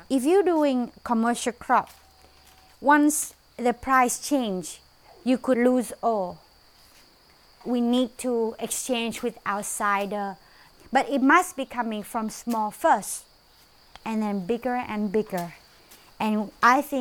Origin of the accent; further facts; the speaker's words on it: Luang Prabang Province, Laos; Cú Tho I come from Long Longland Village. Luang Prabang Province.